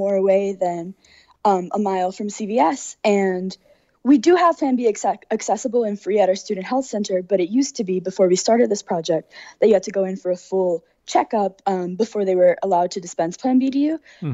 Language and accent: English; Texas, United States; now in Connecticut, United States; I'm from Texas